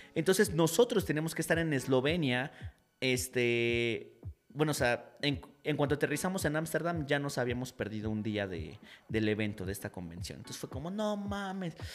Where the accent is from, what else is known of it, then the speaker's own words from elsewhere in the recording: Mexico; nosotros venimos de México